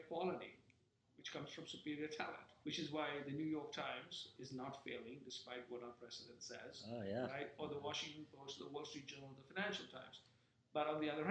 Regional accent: India; when I was growing up in India

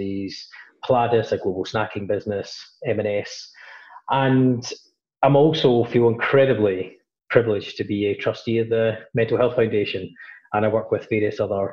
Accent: Glasgow, Scotland, United Kingdom; I grew up in, relatively working class family in Glasgow, up in Scotland, I spent most of my life up there.

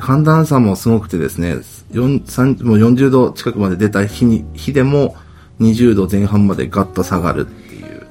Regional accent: Aizubange, Fukushima, Japan; 会津坂下町で生まれて育っております

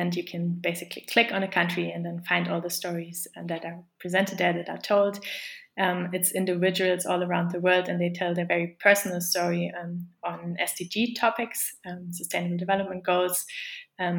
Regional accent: Germany; moved away as an adult; also born or lived in The Hague, Netherlands; I'm from Germany

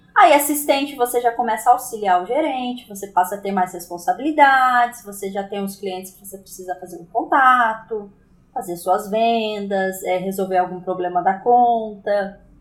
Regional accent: Aparecida, São Paulo, Brazil; moved away as an adult; now in Taubaté, Brazil; sou nascida em Aparecida, interior de São Paulo.

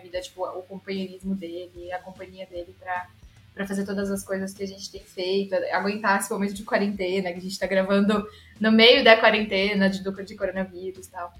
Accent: Araraquara, São Paulo, Brazil; eu literalmente cresci dentro da, da Unesp em Araraquara

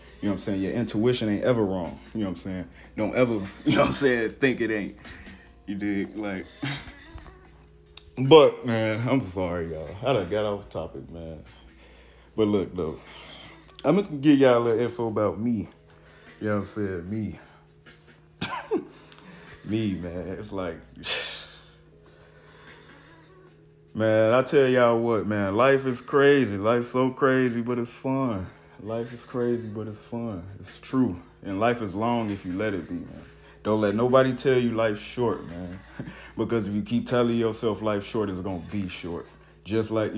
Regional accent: Cincinnati, Ohio, United States; I'm from the Natty, Cincinnati, Ohio

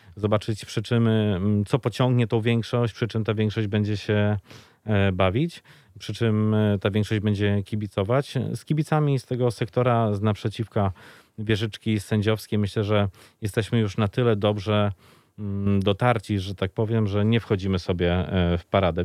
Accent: Lublin, Lublin Voivodeship, Poland; jako mały chłopiec e, czekałem w niedzielę już e, pod blokiem na lubelskich LSM-ach

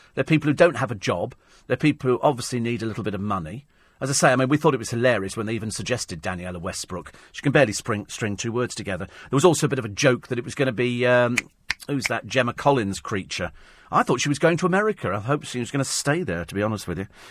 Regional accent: United Kingdom; We're British

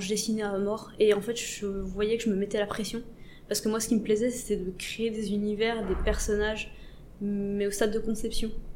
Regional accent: Besançon, Bourgogne-Franche-Comté, France; moved away as an adult; also born or lived in Montbéliard; now in Paris, France; de base je viens de Besançon, un petit coin paumé de Franche-Comté.

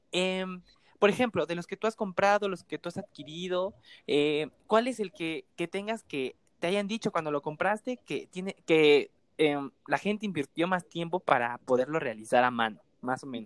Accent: Mexico; soy mexicano

